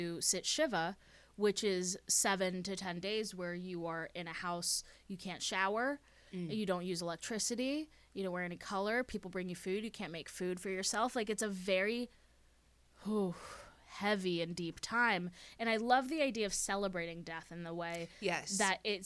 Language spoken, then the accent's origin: English; Texas, United States; I grew up in Texas